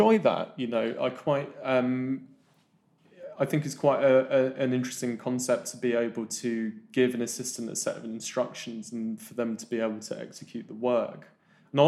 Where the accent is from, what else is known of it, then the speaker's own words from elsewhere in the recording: London, United Kingdom; also born or lived in Kuala Lumpur, Malaysia; I was born in Kuala Lumpur, moved to the mean streets of West Dulwich when I was about 5 or 6